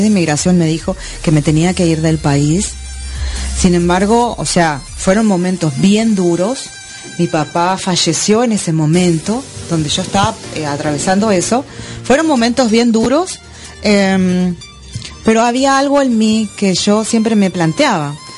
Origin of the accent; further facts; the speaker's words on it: Argentina; moved away as an adult; also born or lived in Miami; now in Florida, United States; salí de Argentina con 400 dólares